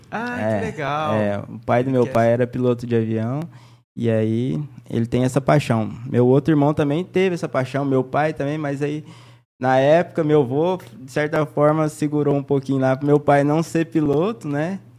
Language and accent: Portuguese; Inocência, Mato Grosso do Sul, Brazil; also born or lived in Três Lagoas; Eu nasci aqui em Três Lagoas mesmo. Fui com quatro meses de idade, fui morar em Inocência. Inocência aqui próximo.